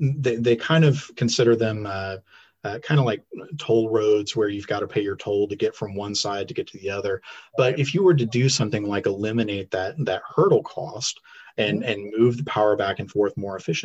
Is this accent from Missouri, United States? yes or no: yes; Neosho, Missouri, United States; also born or lived in Joplin, Missouri / Springfield, Missouri; I grew up in Newton County. Yeah, that's right. I was born in Joplin.